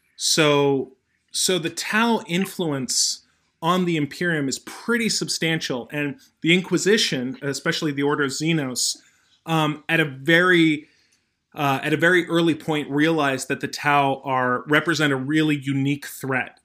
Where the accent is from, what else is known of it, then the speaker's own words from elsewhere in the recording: United States; I'm American